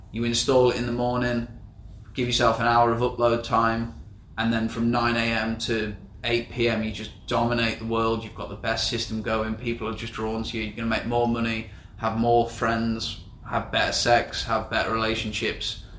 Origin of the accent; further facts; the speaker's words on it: England, United Kingdom; moved away as an adult; now in Southeast Asia; I'm 24, I'm from England.